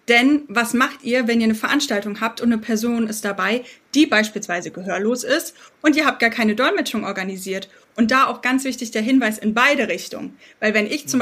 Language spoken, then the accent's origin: German; Berlin, Germany; Ich selbst bin Berlinerin mit britischen Wurzeln